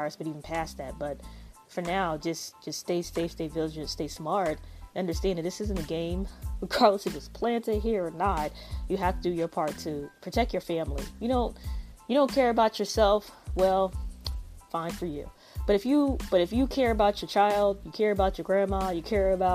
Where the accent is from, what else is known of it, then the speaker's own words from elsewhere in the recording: United States; I am African American